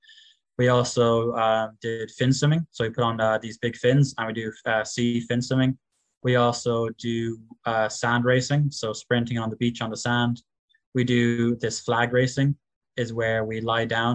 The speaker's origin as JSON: {"language": "English", "area": "West Cork", "region": "Munster", "country": "Ireland", "said": "I'm from … in West Cork"}